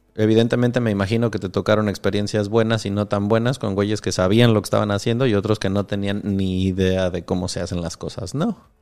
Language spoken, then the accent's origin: Spanish; Michoacán, Mexico; si de allí mero vengo, es precioso